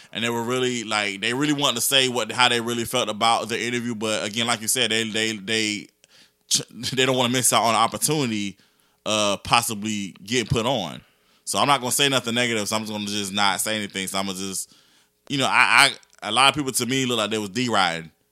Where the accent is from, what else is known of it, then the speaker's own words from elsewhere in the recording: Augusta, Georgia, United States; I'm from Georgia, people, people assume that I'm from Atlanta, and I'm like, "Nah, I'm from Augusta."